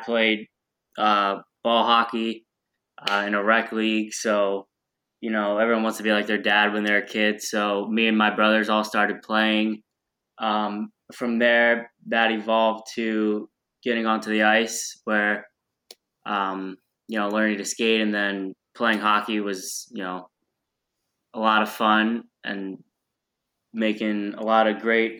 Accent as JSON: {"language": "English", "region": "Pennsylvania", "country": "United States", "tie": "born or raised there", "moved": "yes", "said": "right by my hometown in PA"}